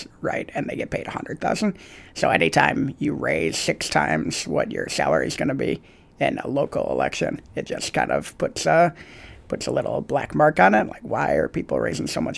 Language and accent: English; Ann Arbor, Michigan, United States; now in Oklahoma, United States; I grew up in Michigan. My parents were hardcore conservatives. I was in Ann Arbor